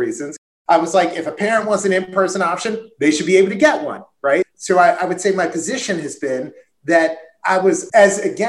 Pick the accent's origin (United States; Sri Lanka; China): United States; Maryland; my home state